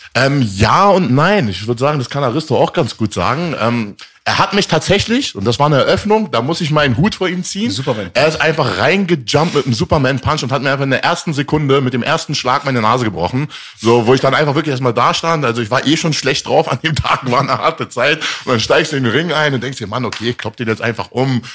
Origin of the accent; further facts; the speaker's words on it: Berlin, Germany; also born or lived in Tehran, Iran / Rome, Italy; Geboren in Teheran, aufgewachsen in Rom, dann nach Deutschland gekommen, am Stutti groß geworden hier in Berlin